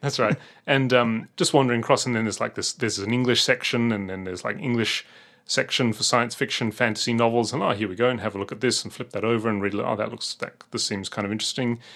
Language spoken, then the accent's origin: English; Adelaide, South Australia, Australia; moved away; growing up in Australia